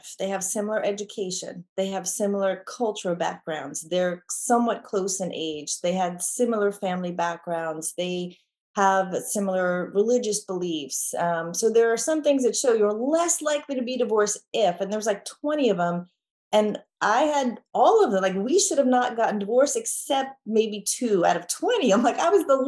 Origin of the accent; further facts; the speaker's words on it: New York, United States; now in Texas, United States; I grew up in New York. I'm in Texas